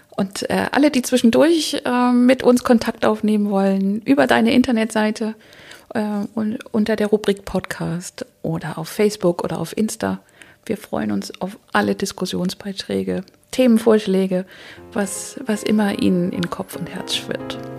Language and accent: German; Schleswig-Holstein, Germany; mein Schleswig-Holstein ist meine Heimat eigentlich